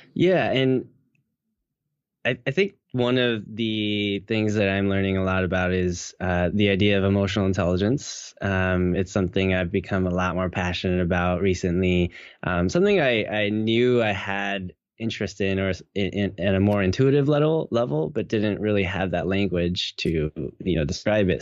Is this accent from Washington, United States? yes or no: yes; Seattle, Washington, United States; Born and raised in Seattle, um, all my life